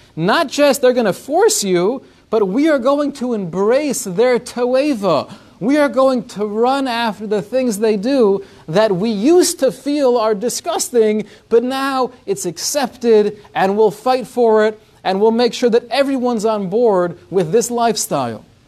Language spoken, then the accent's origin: English; United States